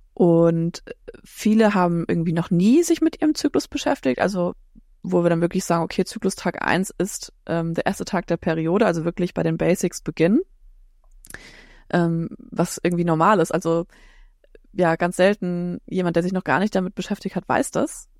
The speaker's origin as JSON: {"language": "German", "town": "Frankfurt am Main", "region": "Hesse", "country": "Germany", "said": "ich komme aus Frankfurt am Main, bin Heilpraktikerin"}